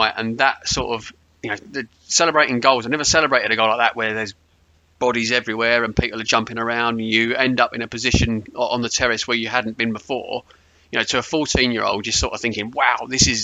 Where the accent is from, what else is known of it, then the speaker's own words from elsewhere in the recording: Potters Bar, East of England, United Kingdom; So I grew up in Potter's Bar